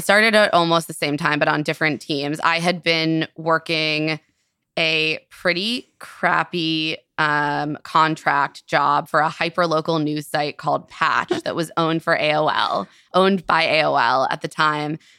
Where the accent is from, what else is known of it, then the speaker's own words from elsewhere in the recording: Silver Spring, Maryland, United States; I grew up in Silver Spring, Maryland.